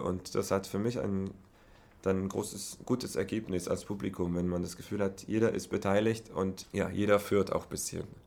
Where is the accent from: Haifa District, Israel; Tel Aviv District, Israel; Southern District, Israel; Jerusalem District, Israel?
Tel Aviv District, Israel; Herzliya; German is a second language; moved away as an adult; also born or lived in Berlin, Germany / Oslo, Norway; Also natürlich meine Heimat Israel, äh, Herzliya, aus der Stadt komme ich, das ist in der Nähe von Tel Aviv. Da habe ich auch studiert bis hin, da habe ich meine ganze Kindheit